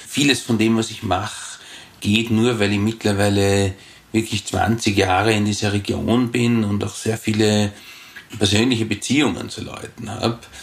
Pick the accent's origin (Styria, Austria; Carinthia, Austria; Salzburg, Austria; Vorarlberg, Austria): Vorarlberg, Austria; als Jugendlicher in Vorarlberg